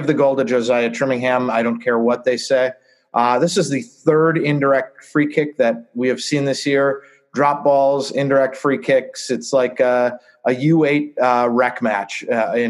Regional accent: Madison, Wisconsin, United States; growing up in Madison

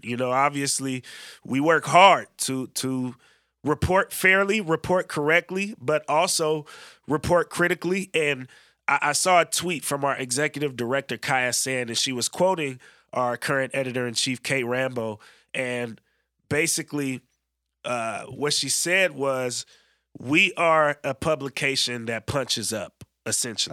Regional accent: Bay Area, California, United States; now in Oregon, United States; how I grew up in the Bay

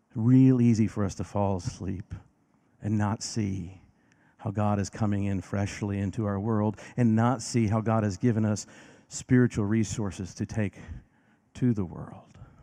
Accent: Decatur, Illinois, United States; moved away; Decatur, Illinois, my hometown

